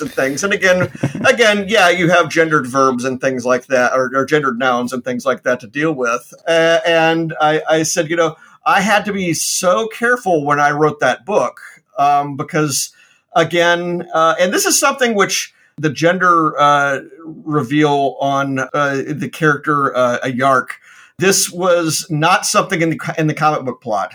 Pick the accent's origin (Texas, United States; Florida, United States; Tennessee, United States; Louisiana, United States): Tennessee, United States; Memphis; moved away; my hometown in uh, in Memphis, Tennessee